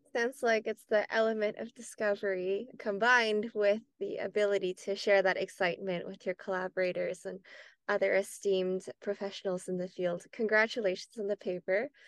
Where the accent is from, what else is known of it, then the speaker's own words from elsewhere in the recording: Canada; as a Canadian